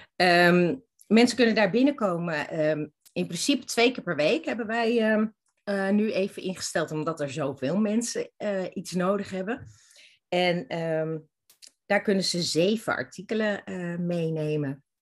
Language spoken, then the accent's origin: Dutch; Zwolle, Overijssel, Netherlands; moved away as an adult; now in Amsterdam, Netherlands; ik kom oorspronkelijk uit Zwolle en heb daar toen alles achtergelaten